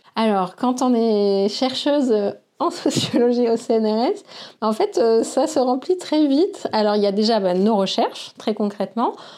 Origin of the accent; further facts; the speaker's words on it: Senegal; moved away; also born or lived in Bordeaux, France; j'ai grandi au Sénégal